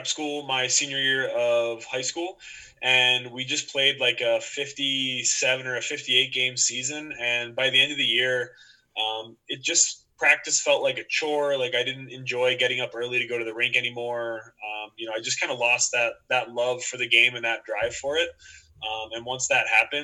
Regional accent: Media, Pennsylvania, United States; I grew up in Media, Pennsylvania. It's a suburb of Philadelphia

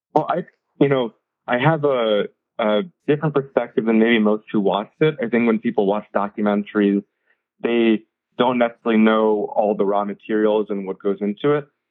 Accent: United States; I'm the first generation American. My family's, uh, you know, we're an Indian family

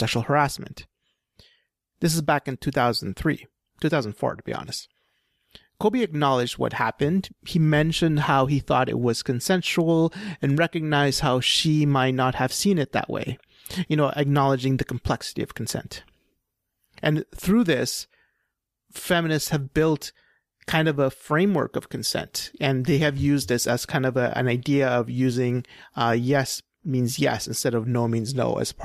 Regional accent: Western Canada, Canada; we as Western Canadian Anglo society

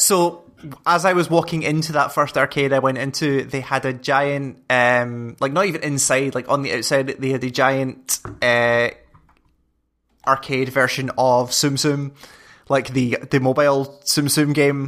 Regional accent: Scotland, United Kingdom; I'm Scottish and six foot three

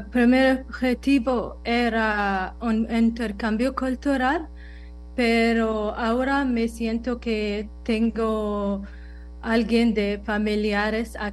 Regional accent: United Arab Emirates; Spanish is a second language; now in Costa Rica; Em, soy … de los Emiratos Árabes Unidos. Eh, vine a Costa Rica hace un par de años y para mejorar español

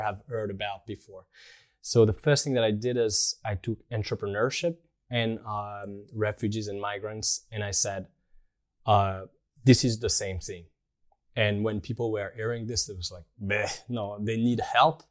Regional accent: Rennes, Brittany, France; moved away as an adult; also born or lived in Tokyo / Germany / Australia; now in Paris, France; I grew up in Rennes, in, uh, in Brittany

